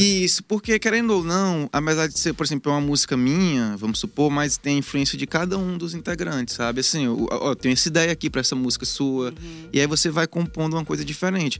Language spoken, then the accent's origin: Portuguese; Imperatriz, Maranhão, Brazil; moved away as an adult; now in Teresina, Brazil; Eu sou de Imperatriz do Maranhão